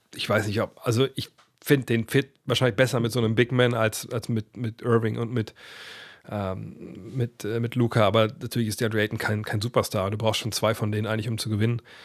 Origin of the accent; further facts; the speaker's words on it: Wolfsburg, Lower Saxony, Germany; moved away; also born or lived in Frankfurt am Main; Dann sind wir hier in, in meine Heimat gezogen. Nach Wolfsburg